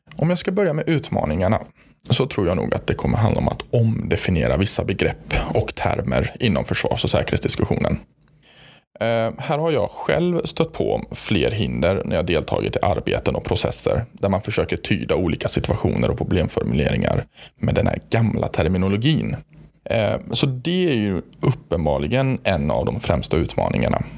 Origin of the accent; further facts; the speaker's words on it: Gothenburg, Västra Götaland, Sweden; accent: Gothenburg dialect; jag själv då är hemmahörande i Göteborg, som ni hör på min underbara dialekt